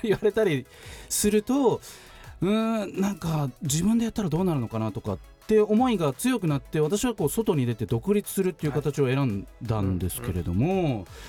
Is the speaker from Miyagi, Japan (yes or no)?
no; Tachikawa, Tokyo, Japan; 同じ立川の出